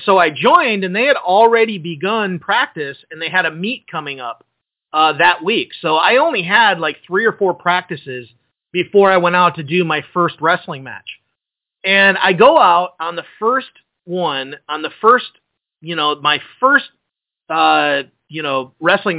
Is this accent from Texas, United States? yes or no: no; just outside of Detroit, Michigan, United States; I grew up just outside of Detroit